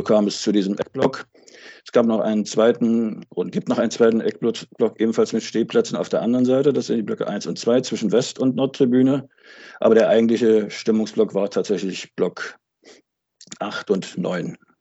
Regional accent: Altenburg, Thuringia, Germany; moved away as an adult; also born or lived in Wismar; now in Schwerin, Germany; bin geboren und aufgewachsen in Altenburg in Thüringen und äh, lebe seit Ende der 80er Jahre in Mecklenburg, zunächst in Wismar, seit Anfang der 2000er Jahre dann in Schwerin.

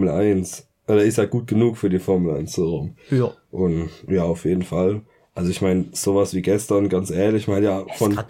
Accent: Germany; Ich bin Deutscher

